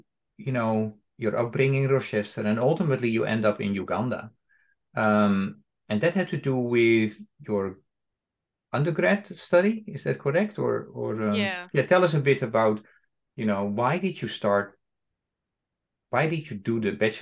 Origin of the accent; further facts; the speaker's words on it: Netherlands; I'm coming from the Netherlands